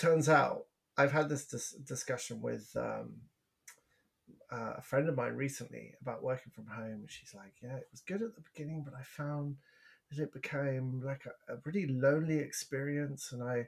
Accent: United Kingdom; now in Canada

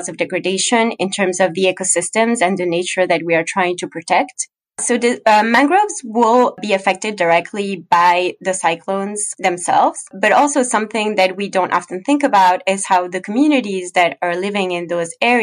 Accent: Ecuador; moved away; I'm actually originally from Ecuador

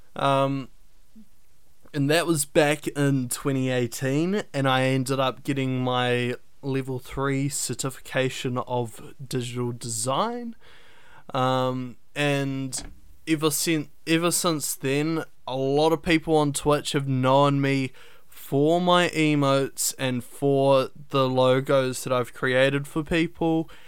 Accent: New Zealand; I'm from New Zealand

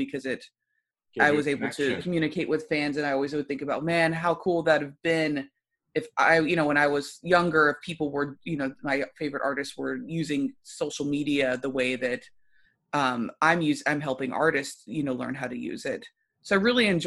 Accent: Louisville, Kentucky, United States; I'm from Louisville, Kentucky

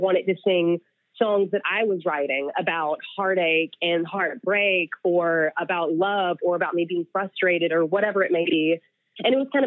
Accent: North Carolina, United States; I grew up in North Carolina, but like in the boonies of North Carolina

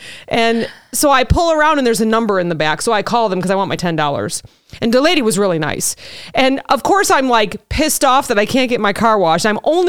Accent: Illinois, United States; because we're from Illinois

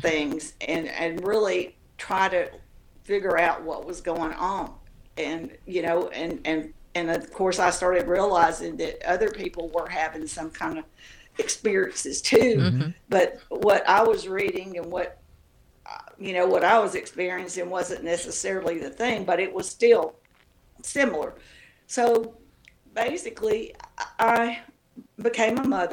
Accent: Tennessee, United States; moved away; also born or lived in Mississippi / Australia / Hawaii / Georgia; I grew up in Tennessee

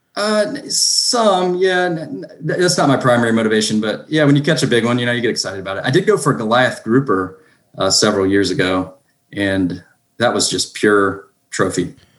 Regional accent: North Carolina, United States; now in Duluth, United States; from North Carolina originally. Live in uh, Georgia now

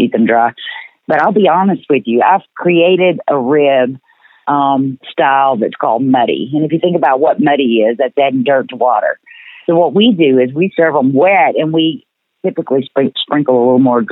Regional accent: Mississippi Delta, United States; I'm from the Delta, in the Mississippi Delta

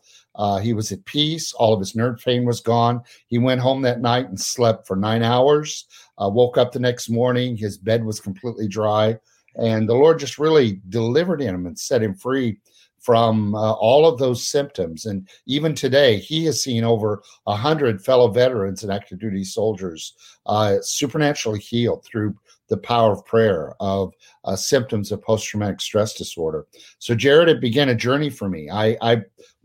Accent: Peoria, Illinois, United States; moved away as an adult; now in Pennsylvania, United States; my hometown of Peoria, Illinois

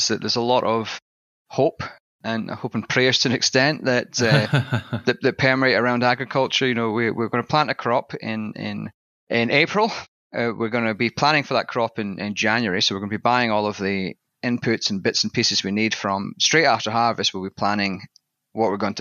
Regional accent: southwest Scotland, United Kingdom; accent: Scottish; moved away as an adult; my accent is slightly different in that I've got a little bit of a Scottish tang there. And basically, I come from a small town in southwest Scotland.

